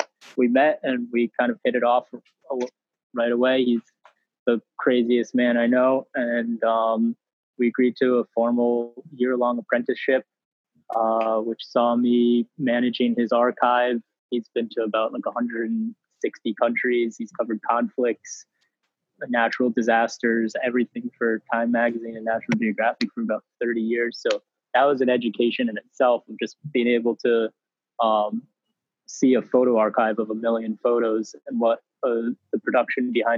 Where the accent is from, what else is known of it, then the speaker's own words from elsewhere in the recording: upstate New York / the Berkshires, United States; moved away as an adult; also born or lived in Great Barrington, Massachusetts; I'm very lucky to have grown up in the Berkshires. I grew up on a farm in upstate New York, and I went to the Rudolf Steiner School, which kind of brought me to Great Barrington